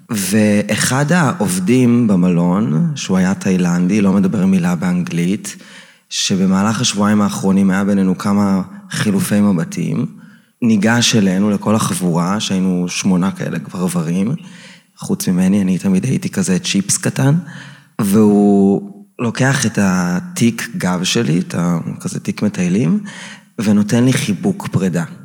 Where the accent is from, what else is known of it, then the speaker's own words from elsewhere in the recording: Maccabim-Re'ut, Central District, Israel; גדלתי ביישוב קהילתי עם אוריינטציה מאוד אה, צבאית, מכבים רעות, מי שמכיר.